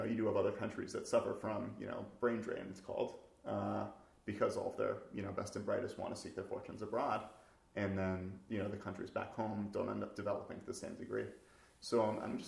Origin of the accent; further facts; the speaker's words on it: United States; also born or lived in Seattle; I'm an American engineer